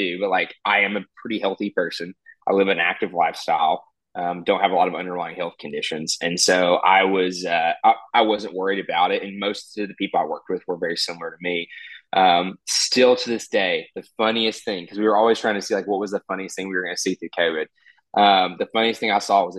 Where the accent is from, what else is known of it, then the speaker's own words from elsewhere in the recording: Little Rock, Arkansas, United States; I'm from Little Rock, Arkansas, which is the capital of our state